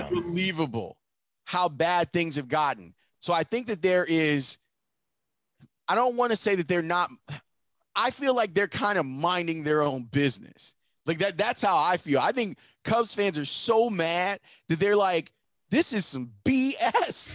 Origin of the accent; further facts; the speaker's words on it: Chicago, Illinois, United States; I'm from Chicago